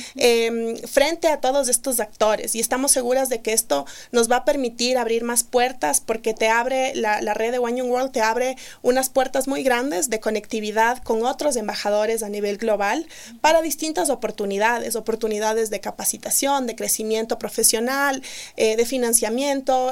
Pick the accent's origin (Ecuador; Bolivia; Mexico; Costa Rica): Ecuador; also born or lived in Melbourne, Australia; somos tres mujeres ecuatorianas que fundamos esta empresa